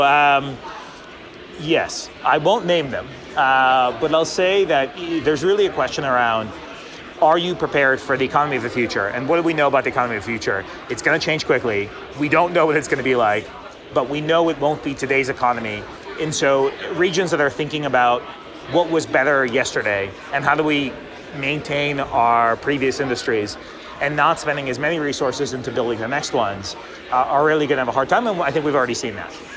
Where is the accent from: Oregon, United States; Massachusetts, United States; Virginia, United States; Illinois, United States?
Massachusetts, United States; Boston; I'm a Bostonian